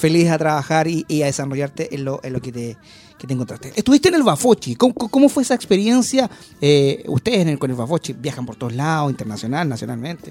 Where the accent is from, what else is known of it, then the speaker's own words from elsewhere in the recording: Antofagasta, Chile; also born or lived in Rancagua; now in Santiago, Chile; yo soy de Antofagasta